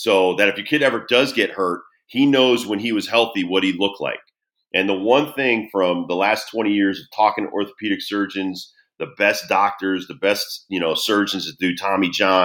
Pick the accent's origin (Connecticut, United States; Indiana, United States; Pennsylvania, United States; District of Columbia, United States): Connecticut, United States; Southington; growing up in Connecticut, New England